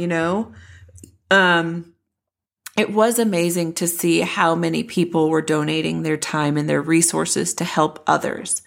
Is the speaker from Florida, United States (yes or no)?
no; Denton, Texas, United States; This is my hometown. I grew up in Denton